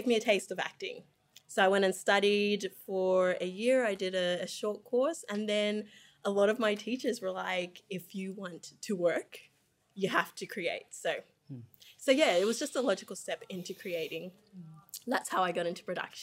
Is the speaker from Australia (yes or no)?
yes; Australia; also born or lived in Zambia; I was born in Zambia, cousins, and grew up in Australia.